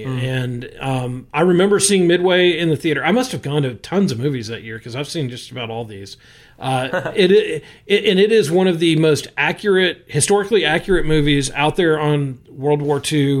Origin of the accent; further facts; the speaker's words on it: Marietta, Georgia, United States; he was from the town I grew up in, Marietta, Georgia.